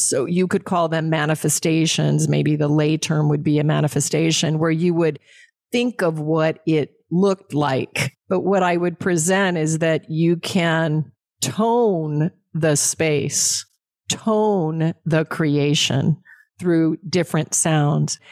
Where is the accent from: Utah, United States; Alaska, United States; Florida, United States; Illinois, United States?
Alaska, United States; I was raised in Alaska on game meet.